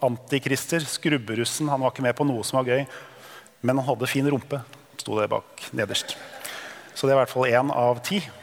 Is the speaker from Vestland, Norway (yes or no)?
no; Drøbak, Akershus, Norway; Jeg er født og oppvokst i Drøbak